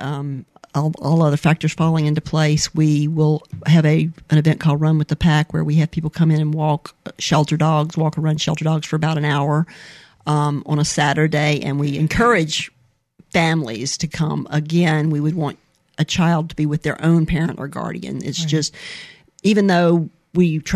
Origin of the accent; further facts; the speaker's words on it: Mobile, Alabama, United States; also born or lived in California; I am from Mobile, Alabama. Mm-hmm. I was born here, born at Providence Hospital